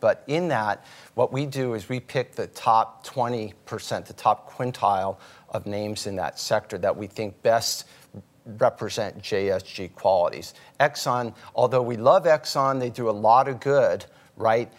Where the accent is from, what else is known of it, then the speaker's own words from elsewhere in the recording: outside Baltimore, Maryland, United States; we grew up outside Baltimore